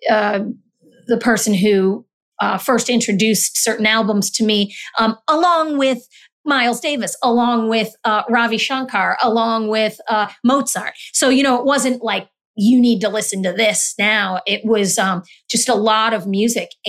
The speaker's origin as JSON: {"language": "English", "country": "Honduras", "tie": "born there", "said": "I was born in Honduras, um, actually adopted"}